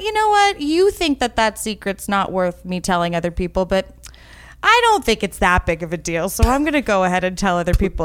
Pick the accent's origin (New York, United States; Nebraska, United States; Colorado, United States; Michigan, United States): New York, United States; New York City; I grew up in New York City